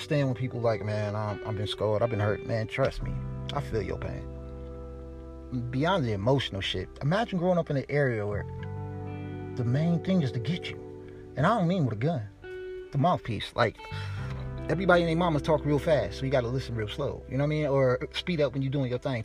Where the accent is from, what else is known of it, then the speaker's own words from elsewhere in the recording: Milwaukee, Wisconsin, United States; I grew up on Port Washington. Actually, well, we started off on 30th in Capitol